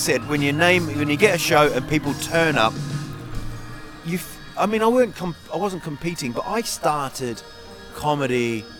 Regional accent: New Zealand; I'm from New Zealand.

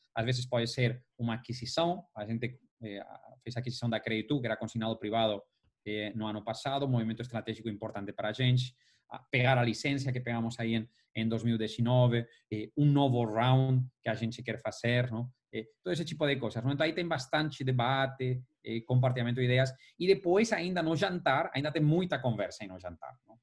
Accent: Valencia, Valencian Community, Spain; now in São Paulo, Brazil; eu sou de Valência

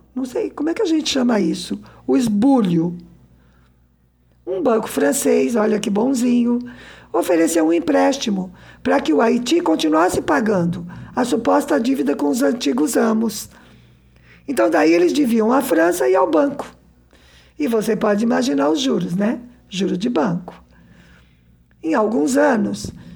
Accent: Brazil

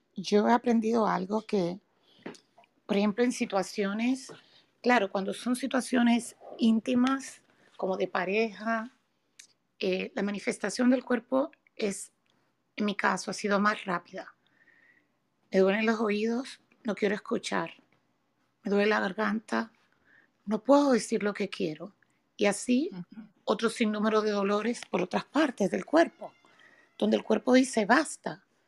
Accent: Dominican Republic; now in United States; yo vivo en Estados Unidos, soy dominicana

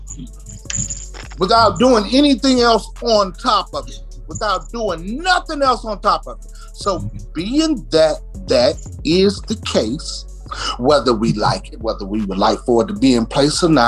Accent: Washington, District of Columbia, United States; I grew up in Southeast goddamn D.C.

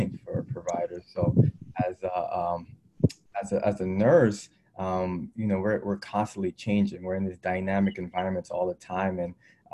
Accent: New York City, New York, United States; I grew up in Brooklyn, New York, inner city

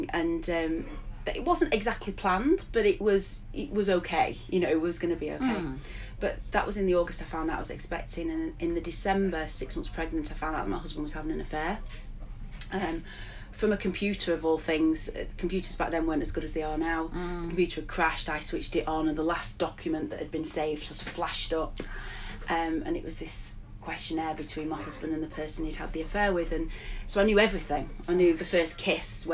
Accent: Blackburn, North West England, United Kingdom; moved away as an adult; also born or lived in Sheffield / Glasgow / Yorkshire; I'd moved back to Blackburn, my hometown, having spent years in Sheffield and Glasgow and Yorkshire

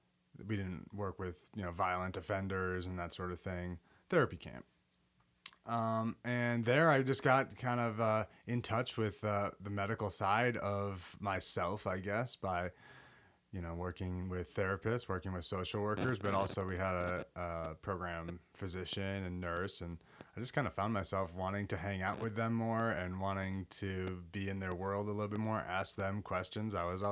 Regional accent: Golden Valley, Minnesota, United States; I grew up in Golden Valley, Minnesota, suburb of Minneapolis, Minnesota.

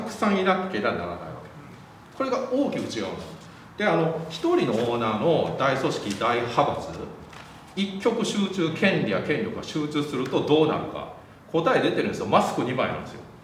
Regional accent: Wakayama, Japan; でも僕和歌山出身なんですよ

